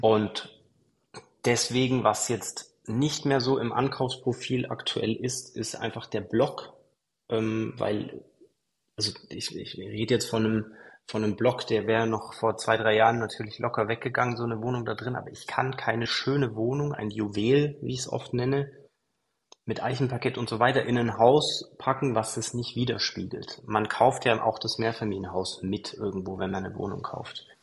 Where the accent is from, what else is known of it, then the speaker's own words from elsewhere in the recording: Kempten, Bavaria, Germany; moved away as an adult; also born or lived in Dubai / Mallorca; ich komme aus Kempten, das ist ein 80.000 Einwohner Dorf, ähm, Stadt